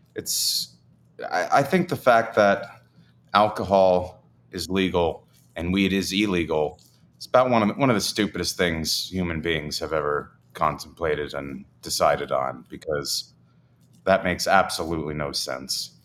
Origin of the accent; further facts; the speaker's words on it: New Jersey, United States; moved away; I grew up in Jersey